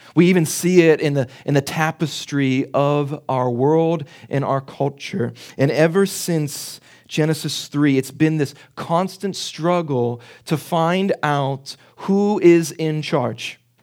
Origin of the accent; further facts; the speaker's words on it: Pittsburgh, Pennsylvania, United States; accent: Pittsburgh; my Pittsburgh accent